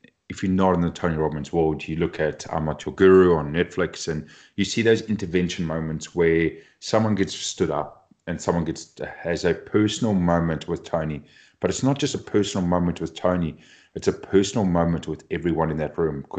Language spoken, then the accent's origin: English; Cape Town, Western Cape, South Africa; moved away; I grew up back in Cape Town, South Africa, doing my studies